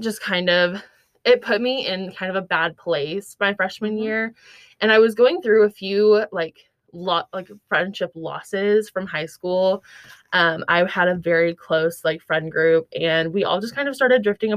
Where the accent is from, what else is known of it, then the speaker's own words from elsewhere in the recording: Bartlesville, Oklahoma, United States; moved away as an adult; now in Fayetteville, United States; I'm from Bartlesville, Oklahoma